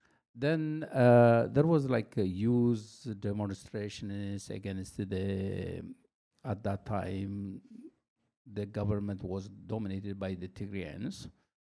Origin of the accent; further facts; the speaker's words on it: Asmara, Maekel, Eritrea; moved away as an adult; also born or lived in Sudan; I was born in Asmara, 1958. Then I did all my high school there, and also I did, like, some of my undergraduate studies there.